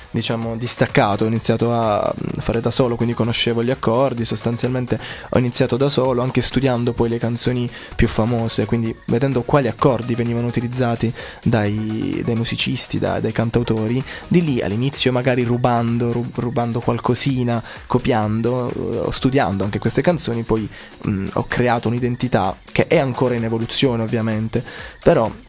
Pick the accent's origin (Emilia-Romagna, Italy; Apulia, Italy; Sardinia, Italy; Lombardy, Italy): Apulia, Italy; Giovinazzo; Sono di Giovinazzo.